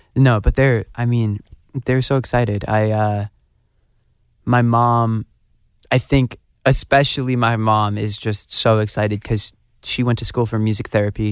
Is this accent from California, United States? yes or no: no; Phoenix, Arizona, United States; also born or lived in Scottsdale, Arizona; I was born the hospitals in Scottsdale. I grew up in North Phoenix